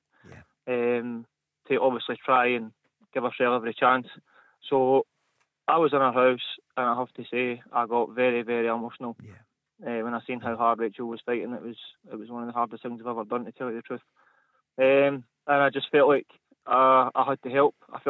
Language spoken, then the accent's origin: English; Armadale, Scotland, United Kingdom; now in Whitburn, United Kingdom; So I'm from Armadale, but I currently live in Whitburn.